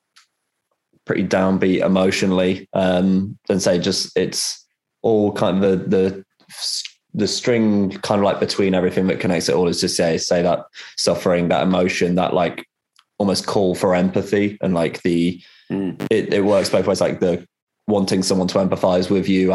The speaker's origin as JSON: {"language": "English", "town": "Rugby", "region": "West Midlands", "country": "United Kingdom", "tie": "born or raised there", "said": "growing up in that environment, say, there's just fuck all"}